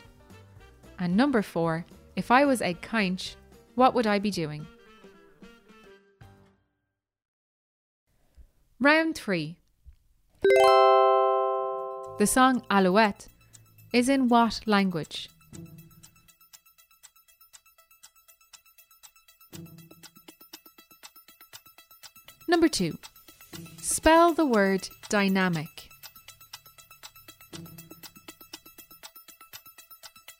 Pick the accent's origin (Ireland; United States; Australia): Ireland